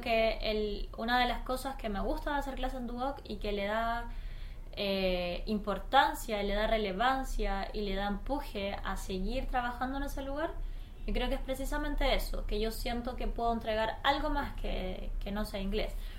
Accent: Chile; also born or lived in Easter Island; yo como chilena

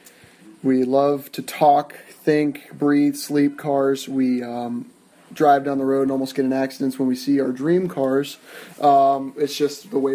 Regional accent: Northeast Ohio, United States; now in Florida, United States; I was born and raised in Northeast Ohio and have moved to the Sunshine State of Florida

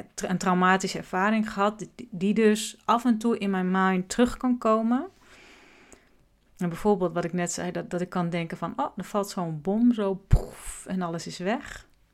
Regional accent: Groningen, Netherlands; Ik ben in Groningen geboren

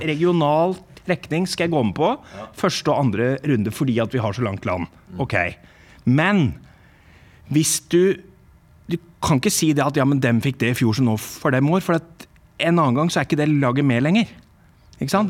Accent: England, United Kingdom; now in Norway; Fra oppveksten min i England

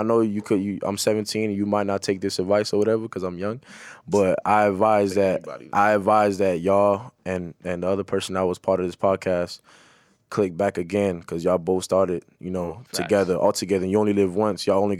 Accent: Lantana, Florida, United States; also born or lived in Corona, Queens, New York; I'm from Florida, Lantana, Florida, age of 61. Raised in Florida, born in Corona.

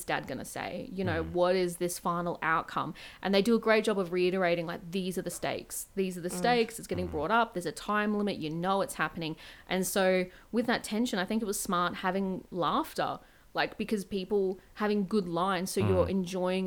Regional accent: Australia

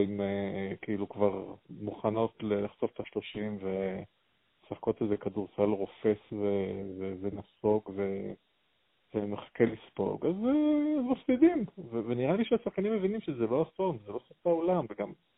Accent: the Krayot, Haifa District, Israel; גדלתי בקריות, ואבא שלי שיחק שם פעם

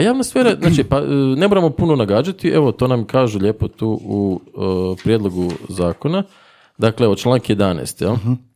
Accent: Zagreb, City of Zagreb, Croatia; accent: Zagreb; Inače sam iz Zagreba, to će se vjerojatno čuti u mom govoru.

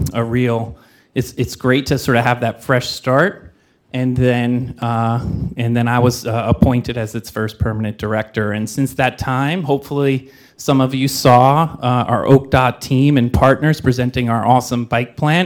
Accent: New York area, United States; moved away as an adult; now in Oakland, United States; grew up in the New York area

